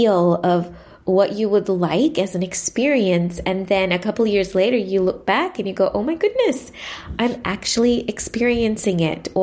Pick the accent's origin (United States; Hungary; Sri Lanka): Sri Lanka; moved away as an adult; now in Melbourne, Australia; I was born and raised in Sri Lanka and spent most of my years in Sri Lanka before coming to Melbourne for university